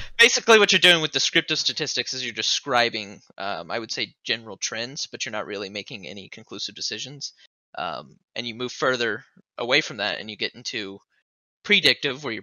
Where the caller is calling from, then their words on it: Rolla, Missouri, United States; Rolla, Missouri.